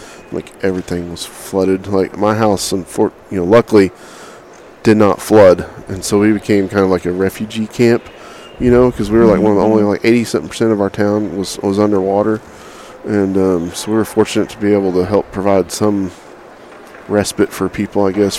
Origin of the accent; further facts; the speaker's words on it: Oklahoma, United States; I grew up in Oklahoma